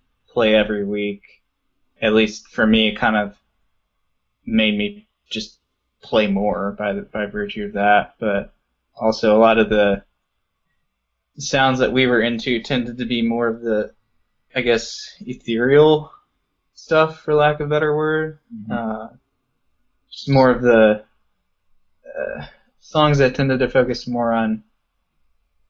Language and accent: English; Baltimore, Maryland, United States; now in Northern Virginia, United States; we were born and raised in Baltimore, Maryland. Right now... I live in Northern Virginia, just outside of D.C.